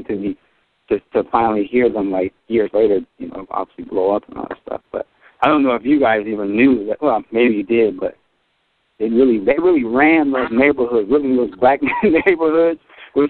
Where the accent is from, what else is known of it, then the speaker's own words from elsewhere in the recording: Seattle, Washington, United States; I'm coming from Seattle, Washington